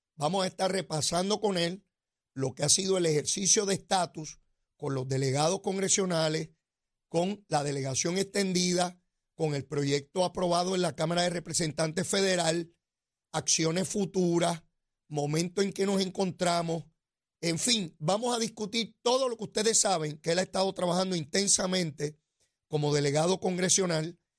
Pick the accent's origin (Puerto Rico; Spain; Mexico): Puerto Rico